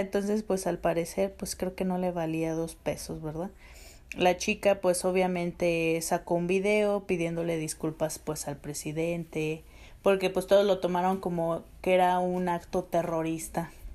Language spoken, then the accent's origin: Spanish; Aguascalientes, Mexico; mi pueblito de Aguascalientes y su gente